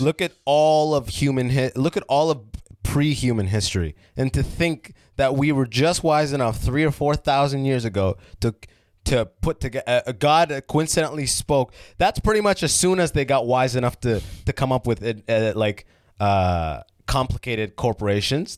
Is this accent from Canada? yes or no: yes; London, Ontario, Canada; also born or lived in Sudan / Oman; I was raised in London, Ontario